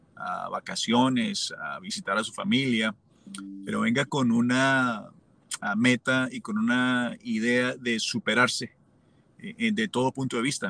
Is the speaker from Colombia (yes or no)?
yes; Colombia; moved away as an adult; also born or lived in Los Angeles, United States; now in Omaha, United States; cuando yo salí de Colombia